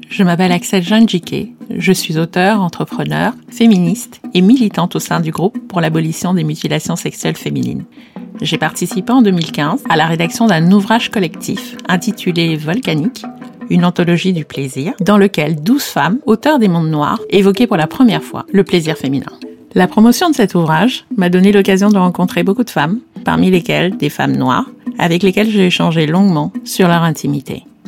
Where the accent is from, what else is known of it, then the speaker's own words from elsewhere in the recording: Cameroon; tout comme moi, Danielle est camerounaise